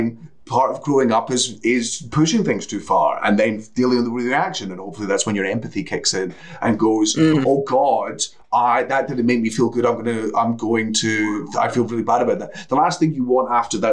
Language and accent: English; Coastal Scotland, United Kingdom; born or raised there